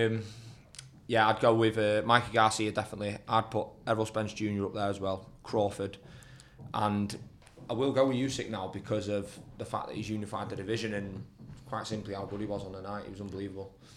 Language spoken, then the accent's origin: English; United Kingdom; being British